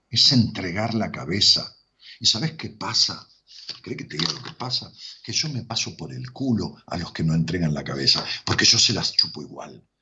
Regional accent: Colombia; que soy colombiana

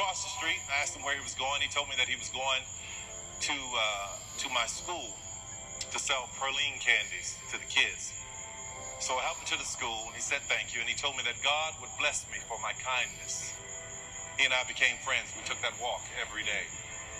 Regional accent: New Orleans, Louisiana, United States; I grew up in New Orleans.

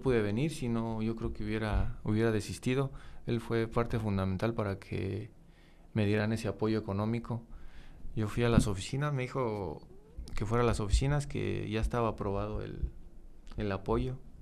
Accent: Romita, Guanajuato, Mexico; yo, yo, soy, soy de Romita

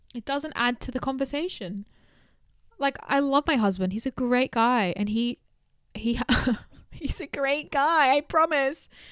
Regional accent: Australia; growing up in Australia in the early two thousands

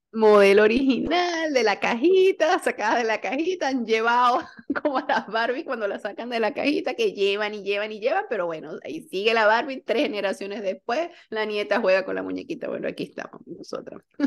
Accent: San Cristóbal, Táchira, Venezuela; also born or lived in Barquisimeto; yo salí de San Cristóbal, las pasantías las hice en Barquisimeto

